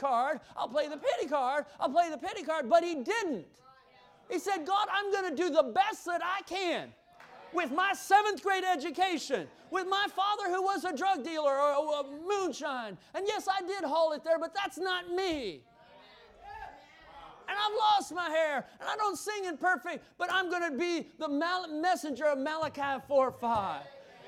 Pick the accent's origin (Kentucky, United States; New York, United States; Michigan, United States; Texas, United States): Kentucky, United States; I come from Kentucky